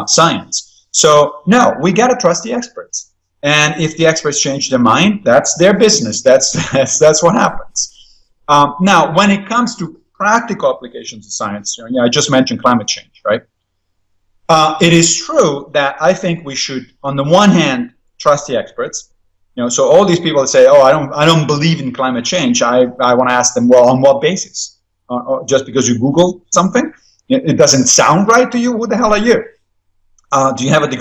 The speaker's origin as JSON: {"language": "English", "country": "Italy", "tie": "born or raised there", "moved": "yes", "lives_now": "United States", "said": "When I was growing up in Italy"}